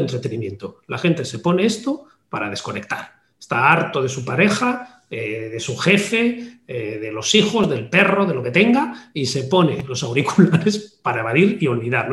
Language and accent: Spanish; Basque Country, Spain; Yo siendo también eh, vasco de origen